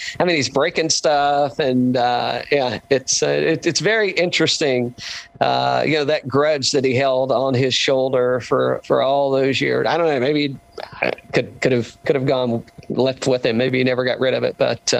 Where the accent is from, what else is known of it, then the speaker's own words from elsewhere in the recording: East Coast, United States; growing up on the East Coast